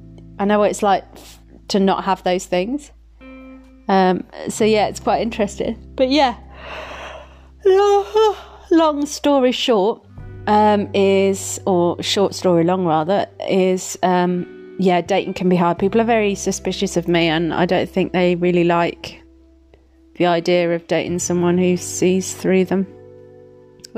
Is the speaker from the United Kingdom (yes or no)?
yes; Midlands, United Kingdom; Where I'm from. So Midlands, babes. Midlands. Yeah, when I'm a little bit tipsy, my accent's really strong